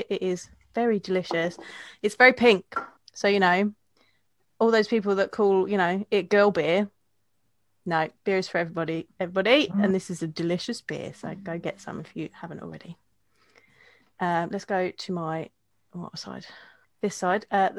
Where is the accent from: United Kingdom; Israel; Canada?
United Kingdom; as a British beer drinker, I don't agree with you.